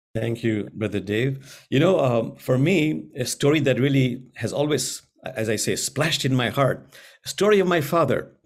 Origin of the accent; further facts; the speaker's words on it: Bangladesh; I'm from Bangladesh